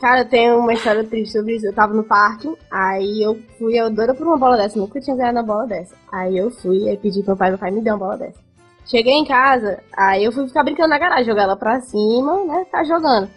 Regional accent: Fortaleza, Ceará, Brazil; also born or lived in Brasília; eu fui parida em Brasília, mas com dois anos eu vim aqui para Fortaleza

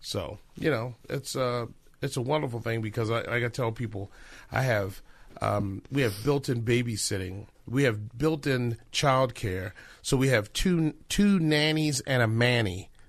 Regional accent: Baltimore, Maryland, United States; born there; I am born on the East Coast. So I was born in Baltimore and moved here about 27 years ago.

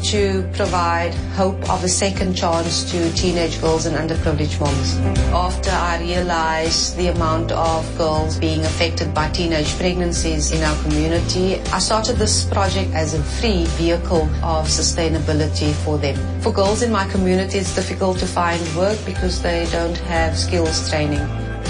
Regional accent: Cape Town, Western Cape, South Africa; I am from Mitchell's Plain

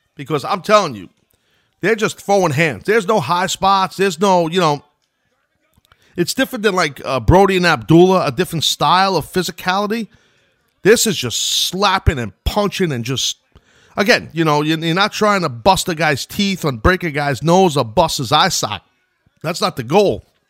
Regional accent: New York, United States; I'm from New York

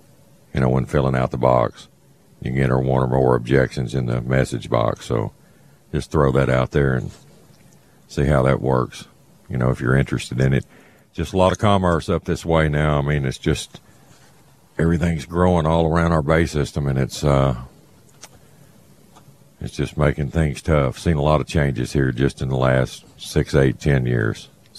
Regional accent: Baytown, Texas, United States; It's actually where I grew up in Baytown before Hurricane Carla wiped everything out.

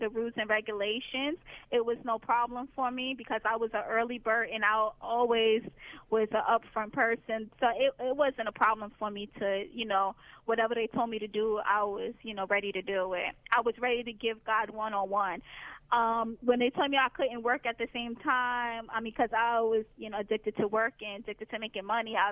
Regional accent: New York City, New York, United States; moved away; also born or lived in Dallas, Texas; I'm from New York City

